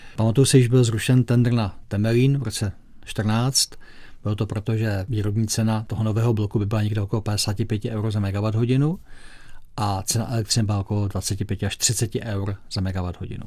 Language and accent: Czech; Czechia; my Češi